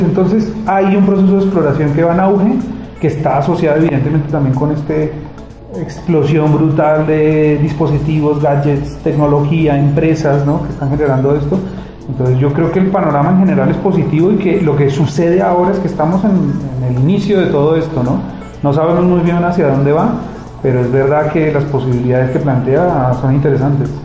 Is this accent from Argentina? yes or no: no; Colombia; now in Spain